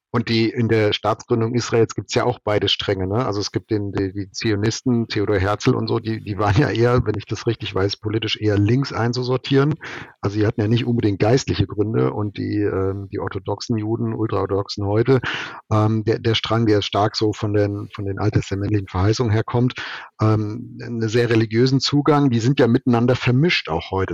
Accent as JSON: {"language": "German", "country": "Germany", "said": "als Mensch, als Deutscher, als politisch Interessierter oder als Werksleiter"}